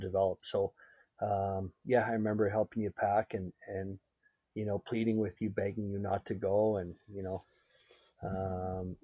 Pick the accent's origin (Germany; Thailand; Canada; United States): Canada; Surrey, British Columbia; I grew up in Surrey